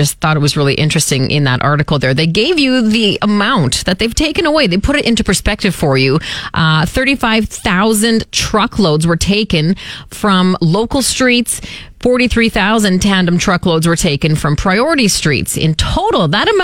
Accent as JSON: {"language": "English", "town": "Saskatoon", "region": "Saskatchewan", "country": "Canada", "tie": "born or raised there", "said": "I grew up on the West Side"}